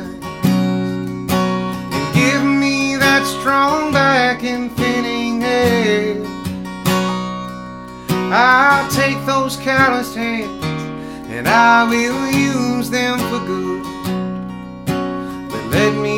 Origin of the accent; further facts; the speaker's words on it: Mobile, Alabama, United States; I was born and raised in the South, and I love it here